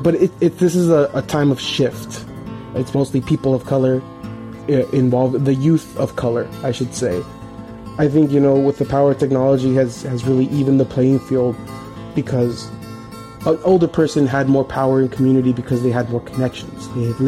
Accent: Coachella, California, United States; I'm 25 years old, born and raised in Coachella, California.

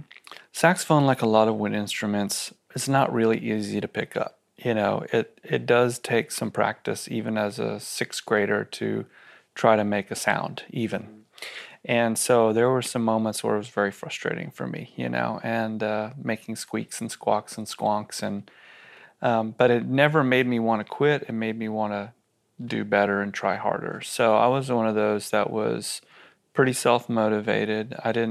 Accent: Austin, Texas, United States; So I grew up here in Austin, and I didn't have a television in my house when I was a kid.

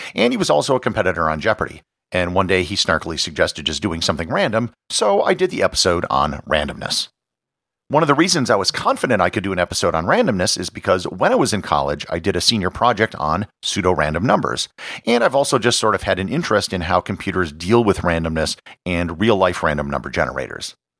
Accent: Appleton, Wisconsin, United States; I was born in Appleton, Wisconsin, which is also the birthplace of Harry Houdini and Willem Dafoe

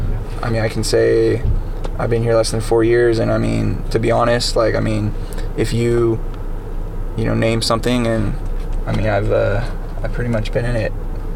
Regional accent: Brentwood, California, United States; I grew up in Brentwood, which is just a town over.

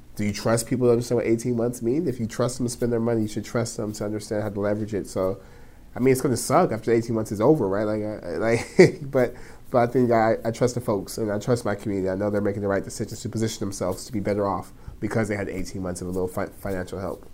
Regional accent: Stockton, California, United States; I'm born and raised in Stockton. Stockton's home

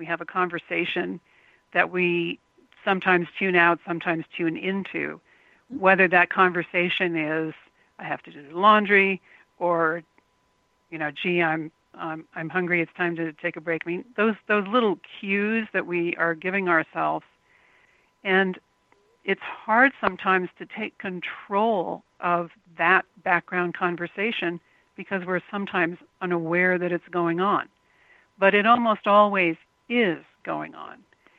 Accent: Tokyo, Japan; English is a second language; also born or lived in New York / Los Angeles; I grew up in Tokyo, millions of people. Then I lived in New York, and then I lived in Los Angeles.

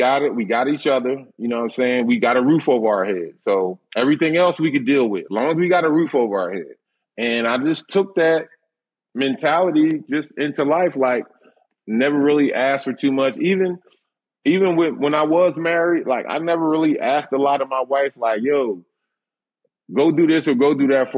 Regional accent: Philadelphia, Pennsylvania, United States; growing up in Philly, we didn't have it all.

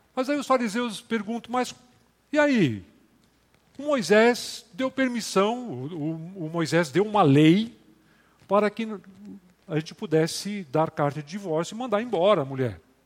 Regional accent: Rio Grande do Sul, Brazil; moved away; Eu sou do Rio Grande do Sul

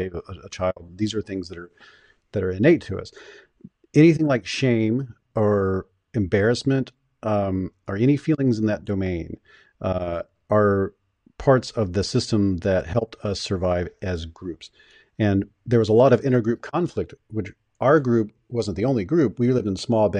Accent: Deep South, United States; I grew up in the Deep South

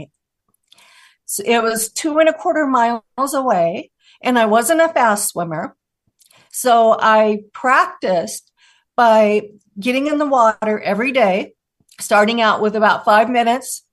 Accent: Des Moines, Washington, United States; I grew up in Des Moines, Washington, and my house was on Puget Sound.

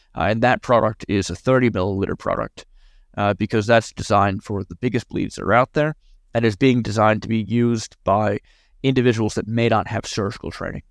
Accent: New York, United States; as a New Yorker

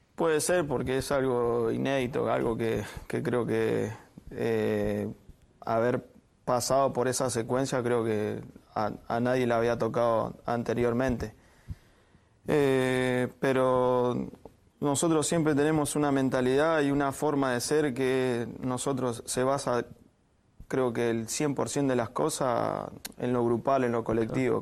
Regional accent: Maipú, Mendoza, Argentina; moved away; Maipú, que es del club donde yo, uh. salí de ahí de Mendoza

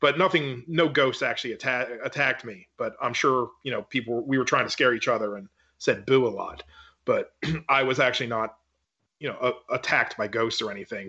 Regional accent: Maryland, United States; My hometown in Maryland is a very, very old town, for at least for America

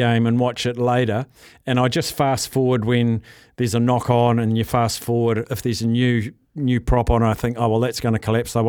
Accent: Palmerston North, Manawatū-Whanganui, New Zealand; now in Auckland, New Zealand; My hometown, Palmerston North

